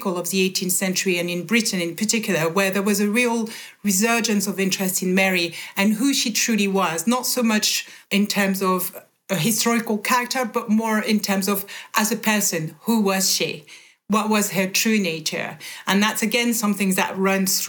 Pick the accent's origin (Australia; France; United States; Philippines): France; moved away; born and bred in France